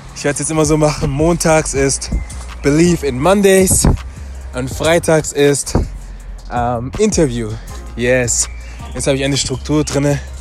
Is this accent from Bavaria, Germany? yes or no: no; Stuttgart, Baden-Württemberg, Germany; moved away as an adult; now in Frankfurt, Germany; Ich bin jetzt hier in der neuen Stadt, Frankfurt. Ich bin weiterhin Stuttgarter